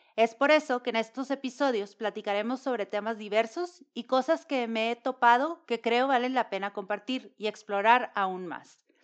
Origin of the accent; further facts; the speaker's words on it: Monterrey, Nuevo León, Mexico; mexicana de Monterrey.